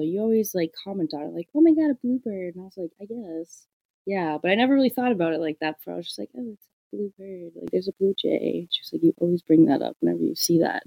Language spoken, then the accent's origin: English; Minnesota, United States; I'm from Minnesota